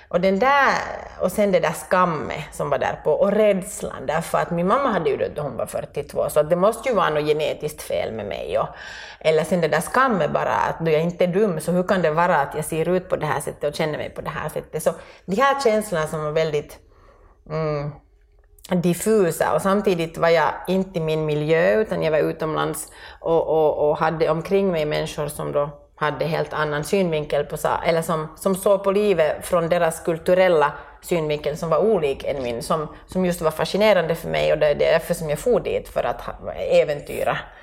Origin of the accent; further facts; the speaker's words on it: Finland; moved away as an adult; also born or lived in France; jag var som mer finsk och sen då vi flyttade tillbaka